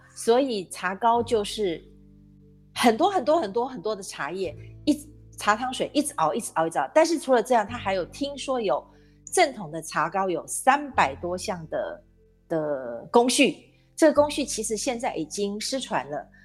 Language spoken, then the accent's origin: Chinese; Taiwan; 咱们台湾人